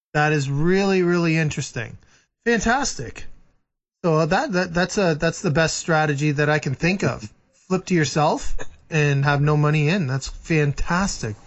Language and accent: English; Muskoka, Ontario, Canada; moved away; I grew up in Muskoka